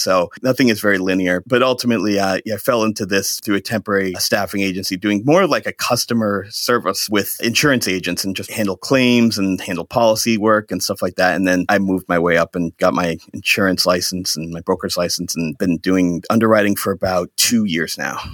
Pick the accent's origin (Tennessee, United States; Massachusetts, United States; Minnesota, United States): Massachusetts, United States; Shrewsbury; also born or lived in Maine; now in Holden, United States; I grew up in Shrewsbury, Massachusetts